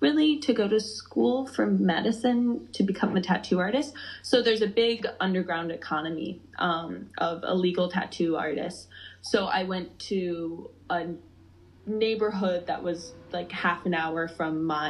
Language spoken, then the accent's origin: English; Madison, Wisconsin, United States; I was born in Wisconsin, grew up in Wisconsin, Madison girl, born and raised.